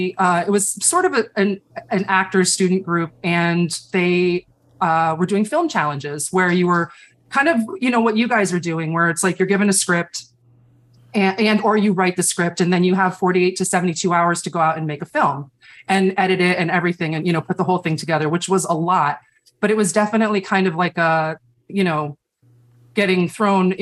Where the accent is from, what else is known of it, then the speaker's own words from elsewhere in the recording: Chicago, Illinois, United States; moved away as an adult; now in New York, United States; I'm actually from Chicago